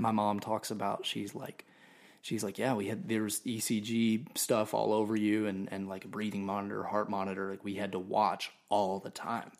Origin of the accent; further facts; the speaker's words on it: Nashville, Tennessee, United States; also born or lived in Orlando, Florida; I was born in Orlando, um, but I claim Nashville because we moved back